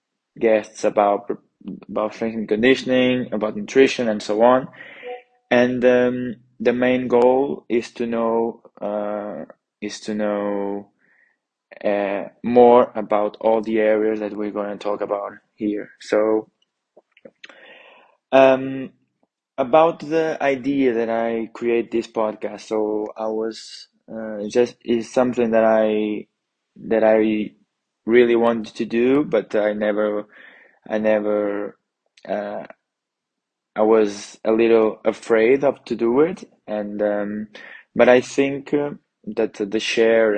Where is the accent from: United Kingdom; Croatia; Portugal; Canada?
Portugal; Porto, Norte; moved away as an adult; now in Trento, Italy; I'm coming from Porto, Portugal